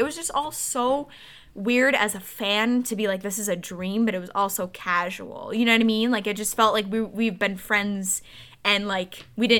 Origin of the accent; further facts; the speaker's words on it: Oakland, Michigan, United States; Like, we're from Michigan, suburbs of Detroit. As soon as I said that, she walked away. Like, super weirdly. Like, I just said I was from Oakland.